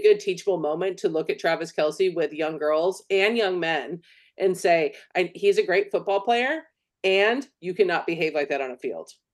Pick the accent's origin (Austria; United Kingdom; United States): United States; California; as a Californian